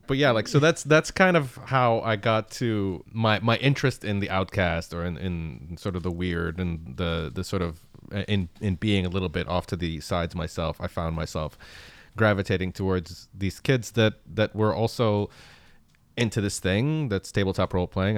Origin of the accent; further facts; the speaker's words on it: Canada; English is a second language; also born or lived in Baghdad, Iraq; I'm born in Baghdad, Iraq, and I emigrated to Canada when I was, uh, eight or nine.